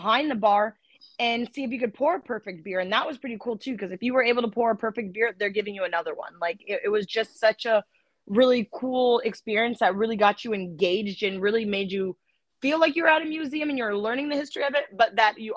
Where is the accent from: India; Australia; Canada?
Canada; We're Canadian.